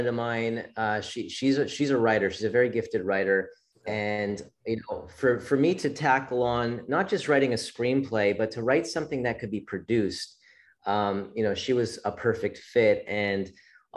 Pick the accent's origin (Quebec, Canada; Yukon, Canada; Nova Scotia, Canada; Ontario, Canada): Quebec, Canada; Montreal; also born or lived in Florida; I'm from Montreal, Canada originally.